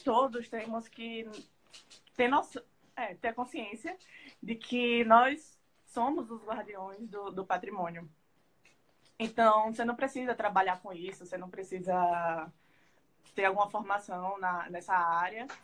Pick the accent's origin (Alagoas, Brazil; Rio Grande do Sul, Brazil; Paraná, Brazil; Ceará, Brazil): Alagoas, Brazil; nós alagoanos